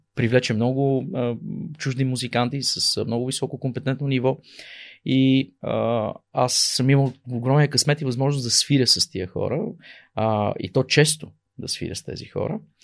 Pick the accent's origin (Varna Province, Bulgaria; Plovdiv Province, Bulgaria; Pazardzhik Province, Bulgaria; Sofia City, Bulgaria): Pazardzhik Province, Bulgaria; Pazardzhik; moved away as an adult; also born or lived in Czech Republic / United States; Аз съм родом Пазарджиклия. Там съм роден, израсъл до а, завършване на средното ми образование